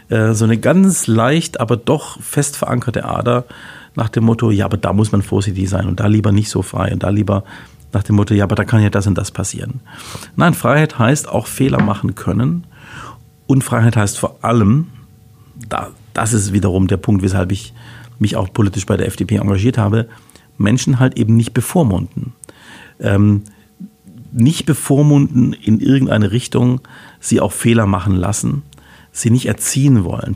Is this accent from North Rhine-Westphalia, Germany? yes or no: no; Heilbronn, Baden-Württemberg, Germany; also born or lived in Würzburg / Augsburg / Freiburg / Lausanne; bin geboren auf der Schanz. Wer Heilbronn gut kennt, weiß, kennt oben die Schanz natürlich so als ein Neubaugebiet damals in den, in den sechziger Jahren